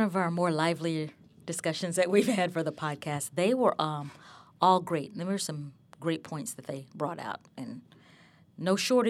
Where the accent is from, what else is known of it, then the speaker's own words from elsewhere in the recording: Alabama, United States; when I grew up in Alabama